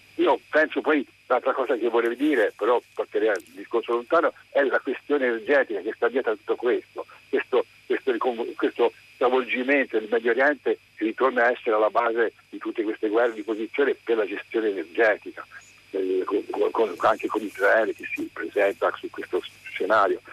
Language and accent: Italian; Pisa, Tuscany, Italy; io sono di Pisa, qui vicino a casa mia c'è il Cap Darby